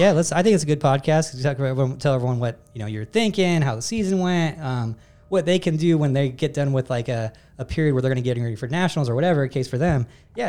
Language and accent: English; United States; I'm American